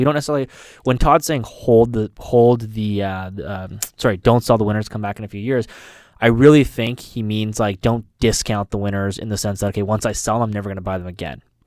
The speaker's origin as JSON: {"language": "English", "country": "Canada", "said": "as a Canadian"}